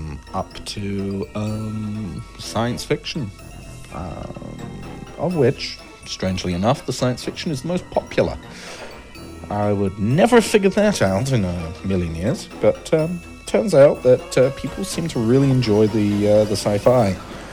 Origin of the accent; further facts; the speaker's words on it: Ottawa, Ontario, Canada; also born or lived in Eastbourne; now in Wuhan, China; I'm originally from Ottawa, Ontario. Before that, Eastbourne, East Sussex, England.